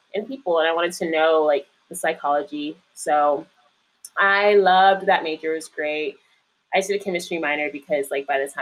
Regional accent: Indian Trail, North Carolina, United States; moved away as an adult; now in Washington, D.C., United States; raised more so in Indian Trail, North Carolina, for the second half of my life

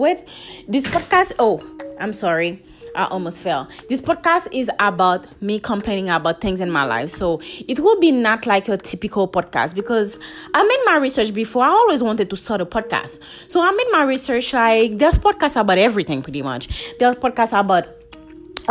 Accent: Haiti; English is a second language; moved away; that little Haitian girl growing up in Haiti

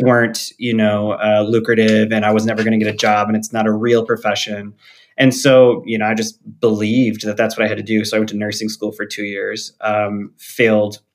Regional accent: Traverse City, Michigan, United States; now in South Bend, United States; I grew up in Northern Michigan

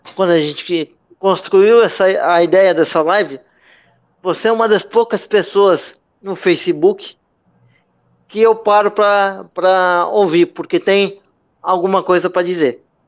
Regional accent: Santos, São Paulo, Brazil; Apesar de ter nascido em, em Santos, sou natural da, de Santos

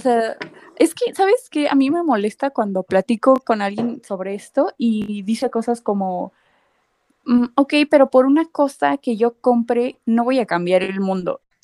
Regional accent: Mexico; nos restas a los diseñadores mexicanos

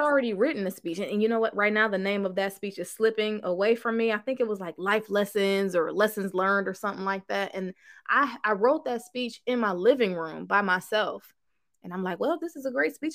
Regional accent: Cleveland, Ohio, United States; now in Houston, United States; I'm from Cleveland, Ohio, but now I live in Houston, Texas

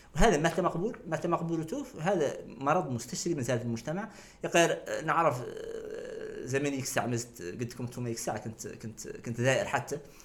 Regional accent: Nouakchott, Mauritania; انا واحد من نواكشوط مخلوق مولود في نواكشوط

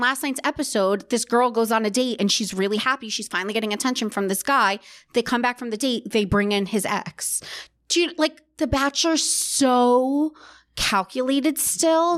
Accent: New Jersey, United States; they're from my hometown

